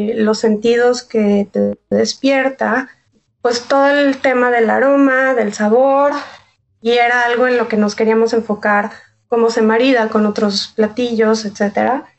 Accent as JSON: {"language": "Spanish", "town": "Mazatlán", "region": "Sinaloa", "country": "Mexico", "tie": "born or raised there", "moved": "yes", "said": "crecí en Mazatlán, entonces pues está metido en mi sangre"}